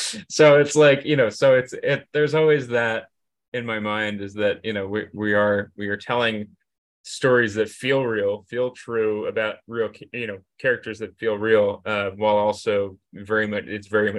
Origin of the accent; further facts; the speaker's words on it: New Jersey, United States; moved away as an adult; I'm from New Jersey, and I mean, there's an awful lot of bad things about New Jersey. You know, and it's just, I love New Jersey, and you know, I grew up here